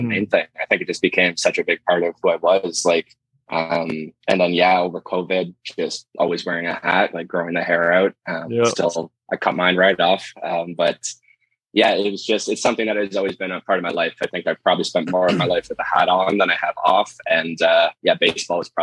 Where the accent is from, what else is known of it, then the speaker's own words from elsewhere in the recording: Markham, Ontario, Canada; I grew up in Markham, just north of Toronto here